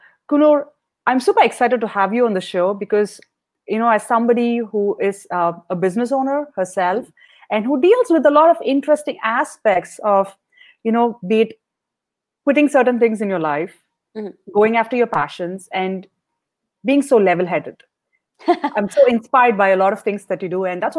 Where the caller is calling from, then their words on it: Washington, District of Columbia, United States; I'm calling from Washington, D.C.